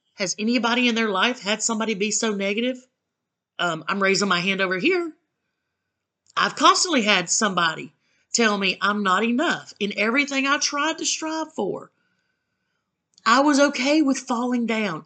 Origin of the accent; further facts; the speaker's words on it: the South, United States; I'm from the South